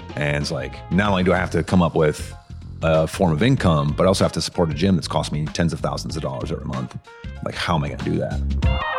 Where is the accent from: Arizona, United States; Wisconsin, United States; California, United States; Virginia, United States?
Wisconsin, United States; Madison; I am born and raised in Madison